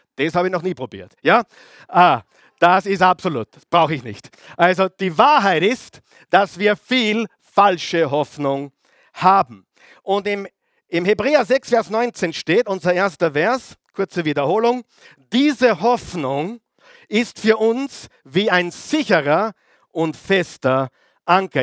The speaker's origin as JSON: {"language": "German", "country": "Austria", "said": "Bei uns in Österreich"}